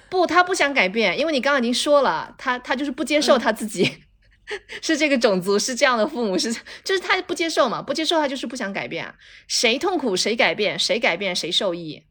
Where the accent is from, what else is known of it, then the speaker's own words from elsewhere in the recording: Fujian, China; moved away; 我在老家的时候，我们是，我是福建的一个很小的一个小城市，然后我去那小城市里面学街舞